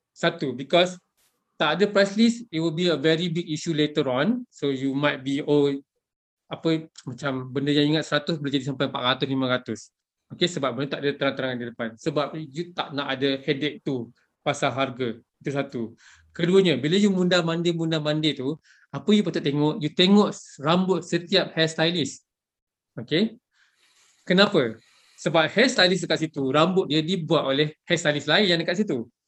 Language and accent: Malay; Malaysia; sebagai rakyat Malaysia